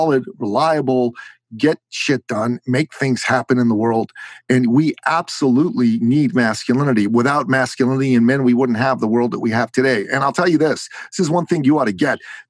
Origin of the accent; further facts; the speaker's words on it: Iran; moved away; I'm from Iran. I am a Christian man, a Christian man from Iran.